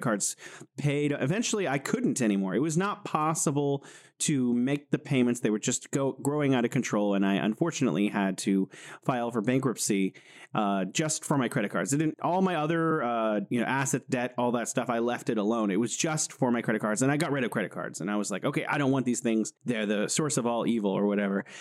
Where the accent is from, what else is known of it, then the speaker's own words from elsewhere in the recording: California, United States; moved away as an adult; now in Wuhan, China; I'm originally from California in the United States, but I'm living here in beautiful Wuhan, China